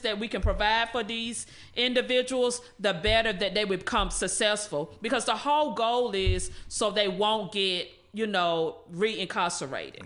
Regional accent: Rocky Mount, North Carolina, United States; I was born and raised in Rocky Mountain, North Carolina.

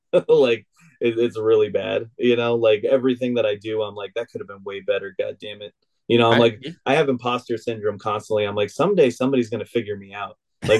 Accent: Arizona, United States; moved away as an adult; now in Dallas, Georgia, United States; I grew up in Arizona.

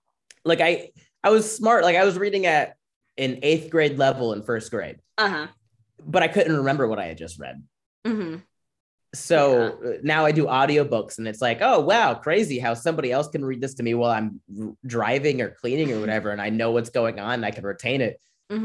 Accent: Florida, United States; We grew up really poor in Florida, so I was always outside doing stuff, running, playing soccer, basketball, whatever.

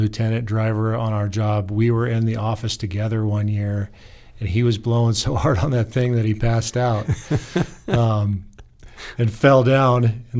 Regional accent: Portland, Oregon, United States; moved away; I come from a city, rather large city, Portland, Oregon.

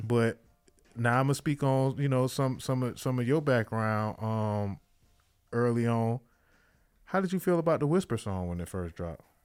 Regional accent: Miami, Florida, United States; I'm from Miami, so we, we, we came up

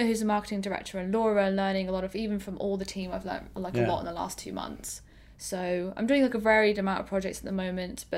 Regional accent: Northampton, East Midlands, United Kingdom; my hometown is in Northampton

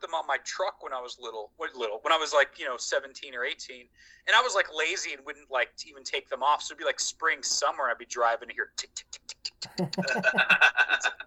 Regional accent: Southern Indiana, United States; I grew up here in Southern Indiana.

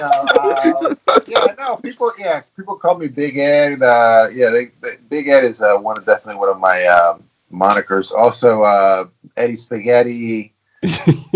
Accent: Cuba; moved away; I was born in Cuba

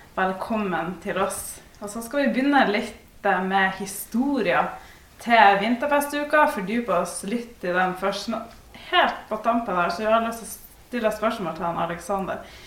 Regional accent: Ballangen, Nordland, Norway; jeg er jo også fra Ballangen

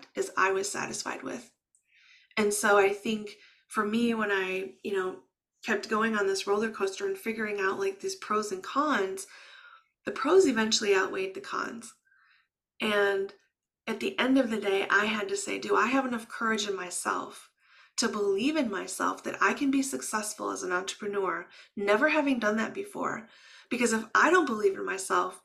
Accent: Midwest, United States; first language English; I was raised in the Midwest

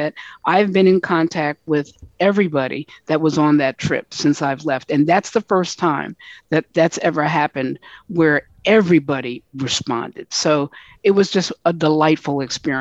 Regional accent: United States; we're all from the United States

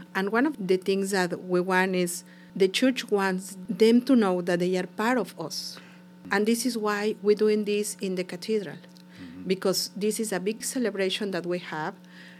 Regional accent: Mexico; English is a second language; moved away as an adult; now in United States; I'm from Mexico. We love Our Lady.

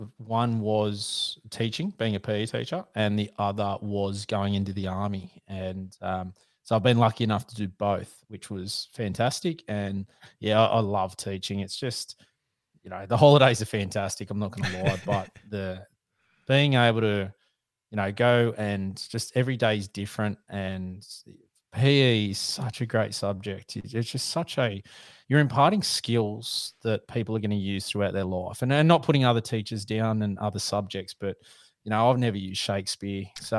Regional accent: Sydney, New South Wales, Australia; Mate, I'm in a fantastic spot for hunting, and by that I'm being super sarcastic. I'm in Sydney. So I've always grown up here, so it's a bit of an issue in the connections to be able to hunt

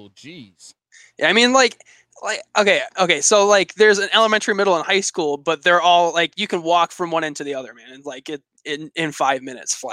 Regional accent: Michigan, United States; So I lived right on the border with Canada, in a town called Sault Ste. Marie.

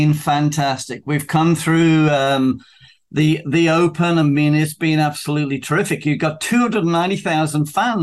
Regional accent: South East England, United Kingdom

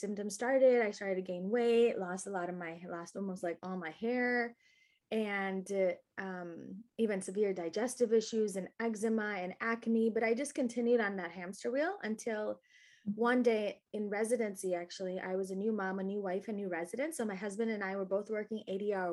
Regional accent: Naperville, Illinois, United States; I grew up in Naperville, Illinois

